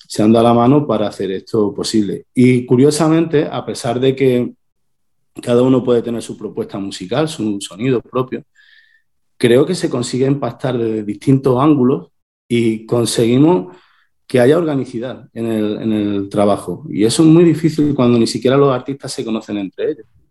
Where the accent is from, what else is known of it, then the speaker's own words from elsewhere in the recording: Torredonjimeno, Andalusia, Spain; yo soy de un pueblo de Jaén, de Torredón Jimeno, esto es en el sur de España